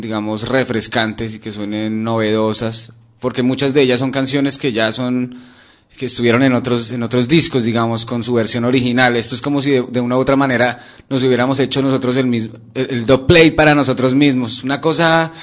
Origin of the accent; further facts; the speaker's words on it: Colombia; moved away; somos colombianos